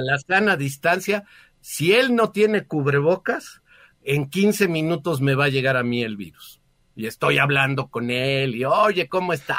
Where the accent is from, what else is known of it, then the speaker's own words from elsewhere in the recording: Mexico; como ciudadanos mexicanos